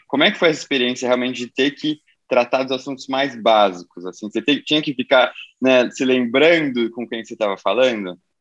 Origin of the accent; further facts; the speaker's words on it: São Paulo, Brazil; nasci em São Paulo, cresci em São Paulo